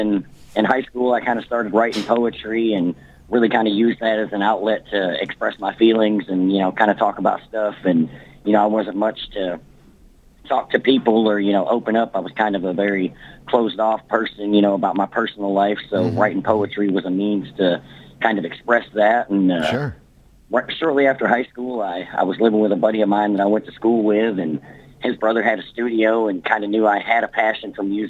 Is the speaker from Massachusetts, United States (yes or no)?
no; Kentucky, United States; also born or lived in Fairbanks, Alaska; So I'm from Kentucky. I grew up military, Brad. I was actually born in Fairbanks, Alaska. I lived there until I was about 3 years old.